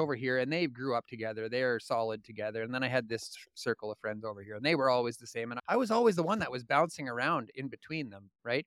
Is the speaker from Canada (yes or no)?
yes; Indian Head, Saskatchewan, Canada; also born or lived in Regina, Saskatchewan; I was born in Regina, Saskatchewan. I spent the first eight years of my life in a small town called Indian Head, Saskatchewan, and from that point on, we bounced all over the province